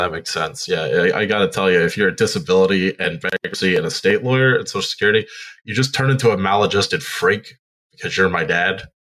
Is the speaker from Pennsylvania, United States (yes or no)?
yes; Central Pennsylvania, United States; I grew up in Central Pennsylvania